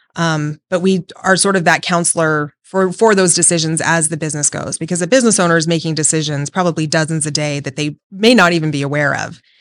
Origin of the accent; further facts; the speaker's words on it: Las Vegas, Nevada, United States; I was born and raised here in Vegas and have never left